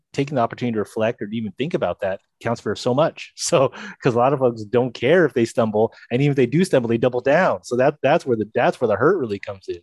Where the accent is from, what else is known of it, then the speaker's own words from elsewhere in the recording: Monterey Park, California, United States; I grew up in Monterey Park in Alhambra